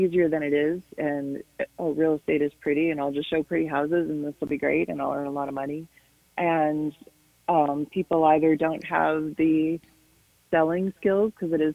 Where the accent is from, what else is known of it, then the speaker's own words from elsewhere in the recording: Chicago, Illinois, United States; moved away as an adult; now in Idaho Falls, United States; I'm from the Chicago area